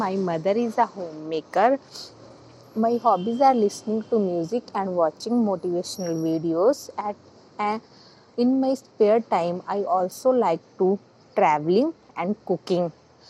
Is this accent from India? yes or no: yes; Ferozepur, Punjab, India; I am from Ferozpur.